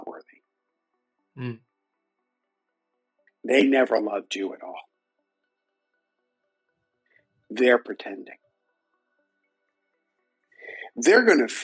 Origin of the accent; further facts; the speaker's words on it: New York City, New York, United States; I'm from Brooklyn and I grew up a Yankees fan.